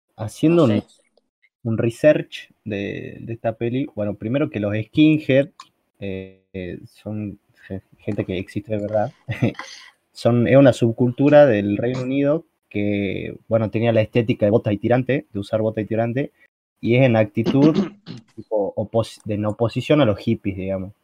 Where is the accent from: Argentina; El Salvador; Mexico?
Argentina; acá en Argentina